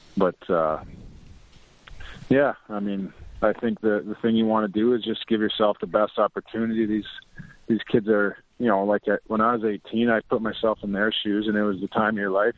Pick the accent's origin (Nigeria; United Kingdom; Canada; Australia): Canada; Lloydminster; right close to Lloydminster, my hometown